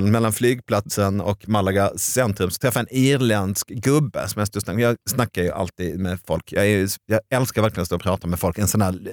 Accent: Sweden; nej, men jag är från Sverige.

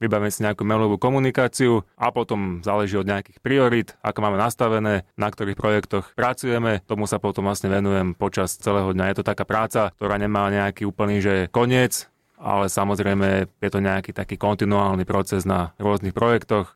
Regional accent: Slovakia; my Slováci

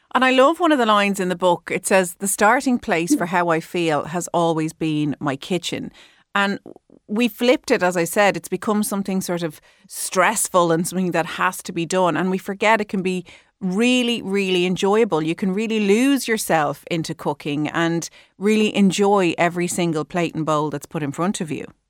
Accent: Ireland; we're Irish

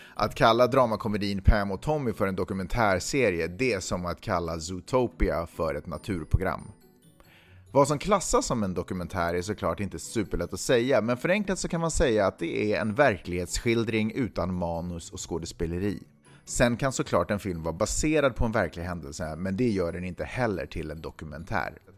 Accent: Sweden; jag är svensk

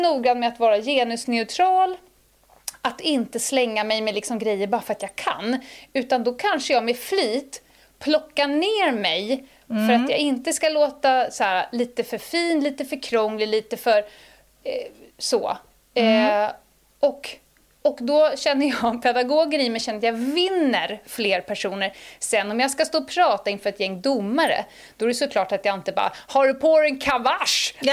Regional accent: Stockholm, Stockholm County, Sweden; also born or lived in Dalarna; jag är ju bördig från Södermalm. Mm, mm. Uppväxt, born and raised. Jag är väl en av de få 08 eh, Södermalmsarna som faktiskt kommer från Södermalm

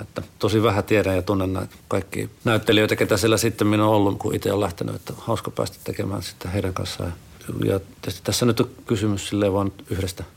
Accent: Sonkajärvi, North Savo, Finland; moved away; mä oon kotoisin siis Sonkerven kunnasta Sukevan kylältä.

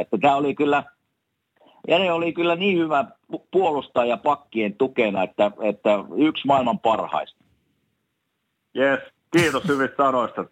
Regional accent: Savonia, Finland

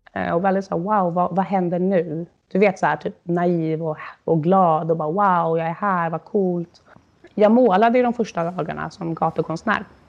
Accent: Sweden; now in Berlin, Germany

